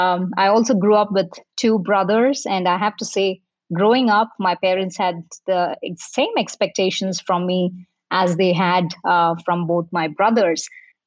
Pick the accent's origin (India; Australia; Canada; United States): India; Bangalore, Karnataka; moved away as an adult; also born or lived in Walldorf, Germany; I was born and raised in Bangalore. I spent my entire childhood in the city, which I have to say was obviously a lot more greener at that point in time as it is today. And I also did my schooling and graduation in Bangalore